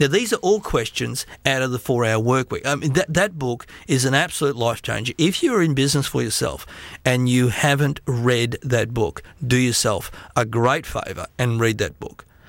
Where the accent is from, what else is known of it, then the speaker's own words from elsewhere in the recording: Australia; I'm an Australian